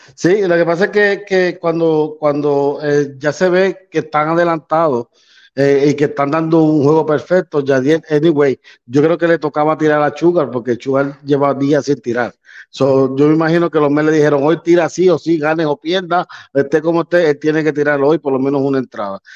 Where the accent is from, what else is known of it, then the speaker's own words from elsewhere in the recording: Puerto Rico; siendo puertorriqueño